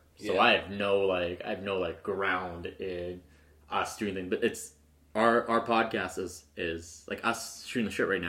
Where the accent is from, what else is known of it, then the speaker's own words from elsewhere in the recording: Medicine Hat, Alberta, Canada; now in Calgary, Canada; Off to my hometown.